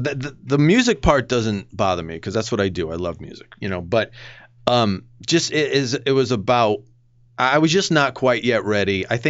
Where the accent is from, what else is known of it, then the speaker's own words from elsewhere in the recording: Connecticut, United States; I'm from Connecticut.